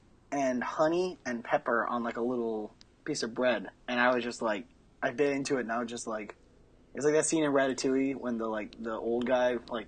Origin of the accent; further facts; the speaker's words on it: Texas, United States; now in San Francisco, United States; I'm from Texas, boy.